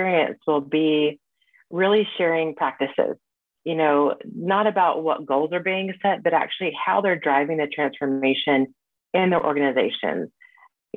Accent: United States; now in Paris, France; I am an American living in Paris

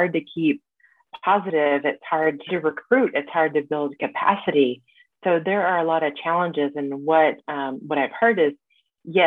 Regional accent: United States; now in Paris, France; I am an American living in Paris

